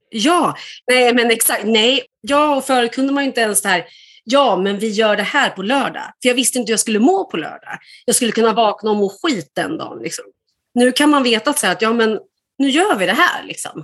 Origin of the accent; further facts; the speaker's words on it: Sweden; moved away as an adult; now in Denmark; jag är född i Sverige